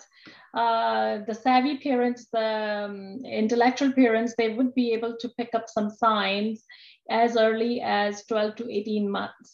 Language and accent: English; Pakistan; moved away as an adult; also born or lived in Rhode Island, United States; now in Toledo, United States; I'm from Pakistan, and my original training was in Pakistan.